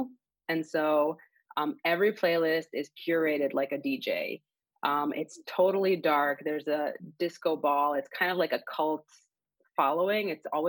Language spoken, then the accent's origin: English; Israel; moved away as an adult; also born or lived in Miami; now in Chicago, United States; I am originally from Israel. I was born there. And I grew up there. I went to the army there. So I was in the Air Force for 4 years. And then 9 years ago, I moved to the U.S. with my now husband.